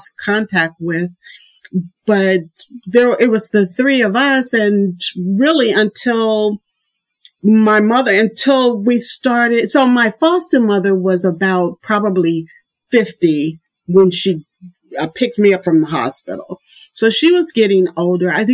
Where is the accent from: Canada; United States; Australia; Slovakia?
United States; Indianapolis, Indiana; moved away as an adult; also born or lived in Boston; now in Germany; I was born in Indianapolis, Indiana